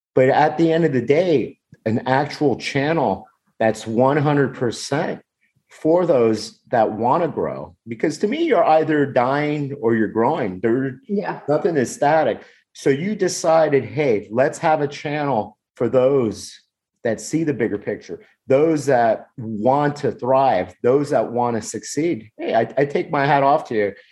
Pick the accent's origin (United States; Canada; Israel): United States; I'm from the United States